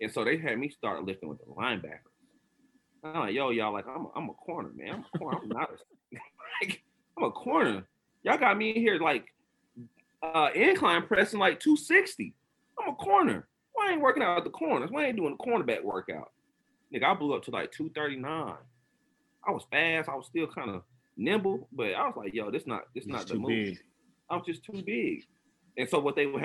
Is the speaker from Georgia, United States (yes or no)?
yes; Atlanta, Georgia, United States; I'm from Atlanta.